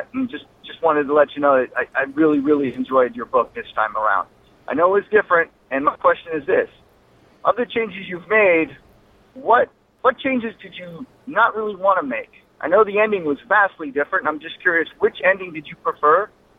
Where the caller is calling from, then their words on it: Orange County, California, United States; I'm calling from Orange County, California.